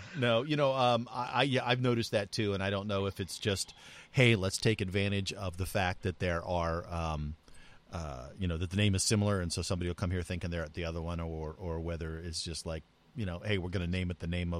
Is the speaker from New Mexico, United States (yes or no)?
yes; New Mexico, United States; also born or lived in Southern California / Pennsylvania; now in California, United States; I grew up in New Mexico and Southern California, so I'm used to having Mexican food at every corner